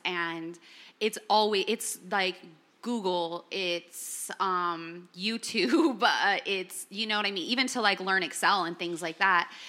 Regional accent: Los Angeles, California, United States; I'm born and raised in Los Angeles.

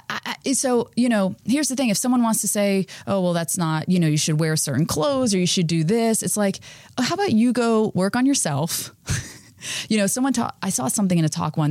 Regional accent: Florida, United States; I grew up in Florida

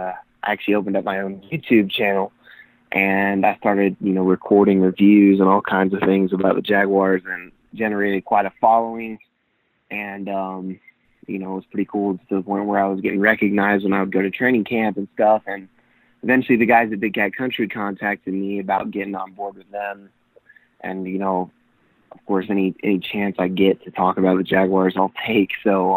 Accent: Stuart, Florida, United States; moved away; also born or lived in Colorado; I'm originally from Florida. I was born in Stuart, which is pretty far south of Jacksonville. But both my parents went to the University of Florida, and so I grew up watching a lot of Gator football.

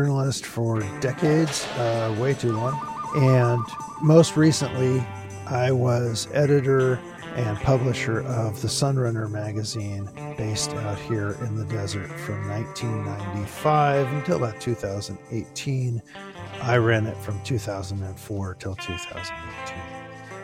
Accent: Los Angeles, California, United States; My parents lived in Southern California, in Los Angeles. I was born in East

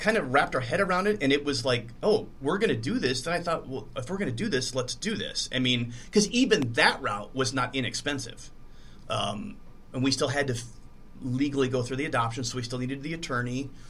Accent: Dubuque, Iowa, United States; I'm from Dubuque originally, and so is my ex-wife.

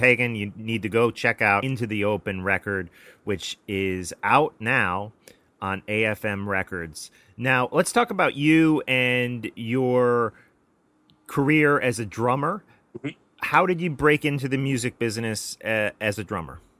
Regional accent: United States; I'm an American.

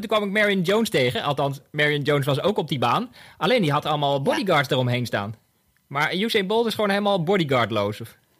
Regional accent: Bunnik, Utrecht, Netherlands; Want ik kom ook uit Bunnik

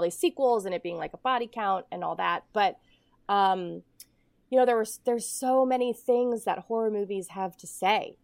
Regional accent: Ohio, United States; I grew up in Ohio and I was, I grew up in the snow belt.

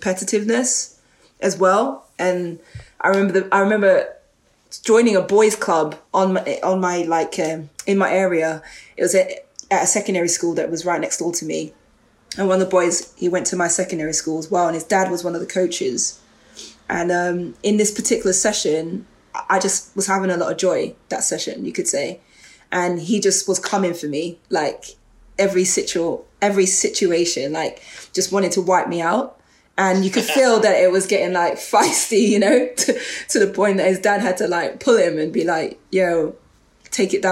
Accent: London, United Kingdom; I grew up in Northwest London, in Edgware Town, and I grew up on an estate around there called Stonegrove

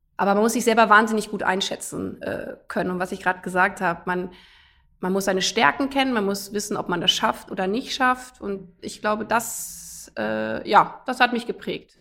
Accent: a village in Lower Saxony, Germany; also born or lived in United States; ich bin auf einem Dorf in Niedersachsen groß geworden

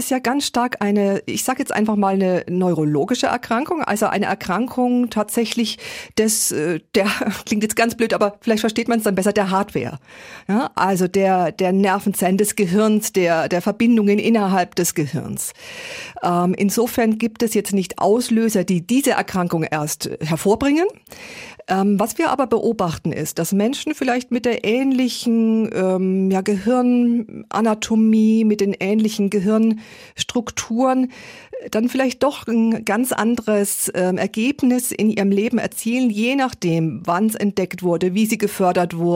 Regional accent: Erlangen, Bavaria, Germany; Ich komme aus Erlangen, eine Stadt wie Erlangen, circa 100.000 Einwohner.

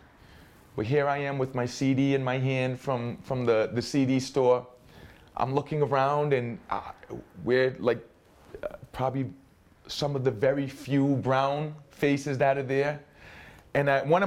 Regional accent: Providence, Rhode Island, United States; growing up here in Mount Hope

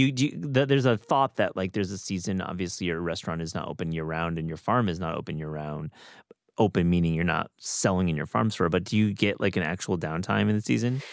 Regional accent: West Michigan, United States; now in Hudson Valley, New York, United States; where I grew up in West Michigan

